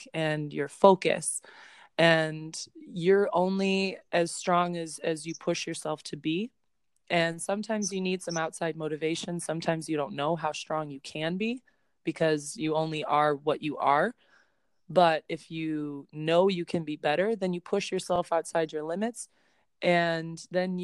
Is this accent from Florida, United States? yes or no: no; Chicago, Illinois, United States; I'm from Chicago